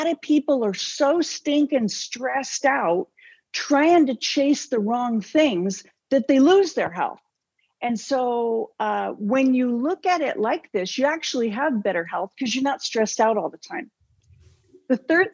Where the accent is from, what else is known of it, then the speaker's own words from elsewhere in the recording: Southern California, United States; I came from Southern California, close enough to Hollyweird, you know, far enough away I didn't claim it. But, you know, I watched that stuff my whole life